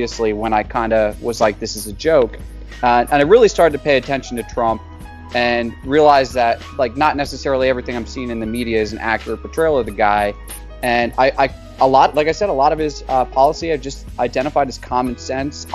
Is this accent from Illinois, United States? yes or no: no; Birdsboro, Pennsylvania, United States; I was born and raised in Birdsboro, Pennsylvania, which is a pretty small town about an hour west of Philly